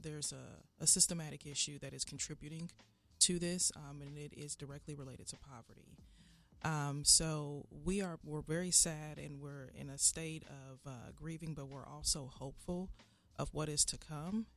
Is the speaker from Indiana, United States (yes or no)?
yes; Indianapolis, Indiana, United States; I'm born and raised on the Far East Side. I went to John Marshall, went to Arlington